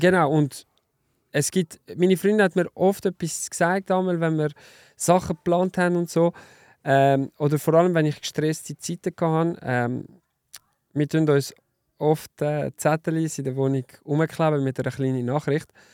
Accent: Lausanne, Vaud, Switzerland; German is a second language; moved away; also born or lived in German-speaking Switzerland; Ich bin ja im Welsch aufgewachsen, in Lausanne

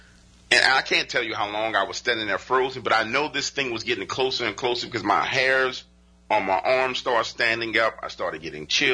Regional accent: New Orleans, Louisiana, United States; I live in New Orleans. I was born and raised in New Orleans because they moved here.

